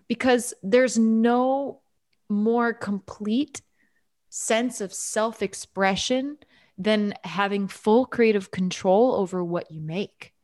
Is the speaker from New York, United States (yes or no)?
yes; New York, United States; moved away as an adult; I'm from New York.